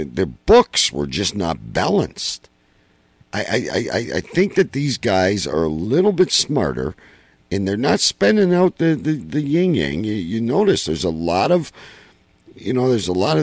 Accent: Windsor, Ontario, Canada; Windsor, my hometown.

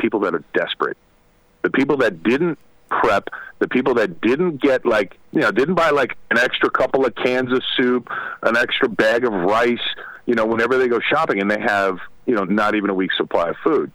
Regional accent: New York City, New York, United States; moved away; also born or lived in Ridgewood, Queens; I'm originally from Brooklyn

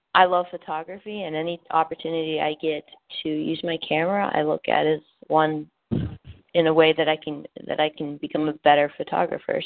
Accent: Pittsburgh, Pennsylvania, United States; moved away as an adult; also born or lived in South Carolina; born and raised in Pittsburgh

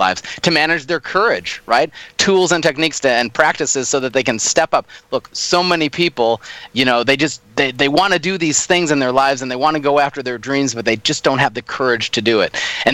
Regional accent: Minneapolis, Minnesota, United States; moved away as an adult; now in Australia; born and raised in Minneapolis, Minnesota, and I've been in Australia since 2010

